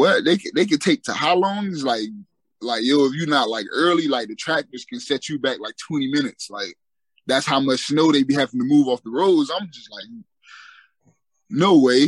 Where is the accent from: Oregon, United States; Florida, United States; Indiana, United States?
Florida, United States; Fort Lauderdale; also born or lived in West Palm Beach; I grew up in Fort Lauderdale